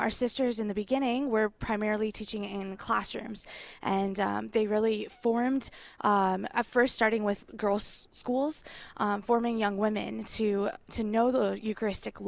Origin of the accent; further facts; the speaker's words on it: Boca Raton, Florida, United States; I grew up in Boca Raton, Florida, and I went to public schools